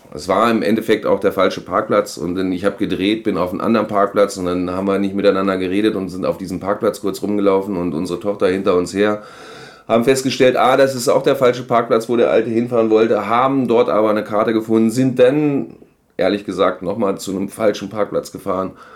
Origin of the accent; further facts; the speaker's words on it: Göttingen, Lower Saxony, Germany; moved away; Meine Heimatstadt liegt an der Leine